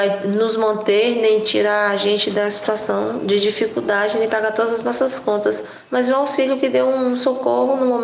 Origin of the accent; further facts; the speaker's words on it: Brotas de Macaúbas, Bahia, Brazil; Eu resolvi fazer uma mudança que foi para a cidade da minha cidade natal, que é Brotas de Macaúbas.